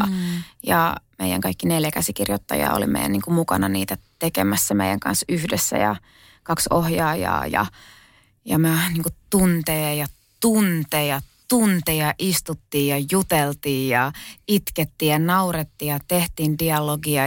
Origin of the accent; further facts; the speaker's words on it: Kerava, Uusimaa, Finland; mä oon syntynyt Keravalla. Ja tota, mun ehkä niin kuin lapsuusmaisemat on just Kerava, kerrostalo